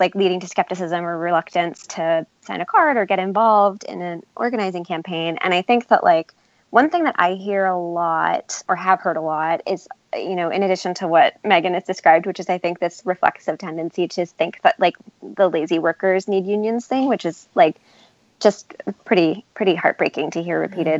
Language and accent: English; New York, United States; I'm from New York and my parents, like, I grew up in a union household